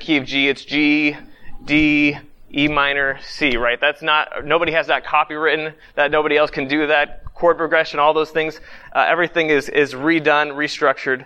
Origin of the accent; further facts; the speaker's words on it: Youngstown, Ohio, United States; I grew up in Youngstown, Ohio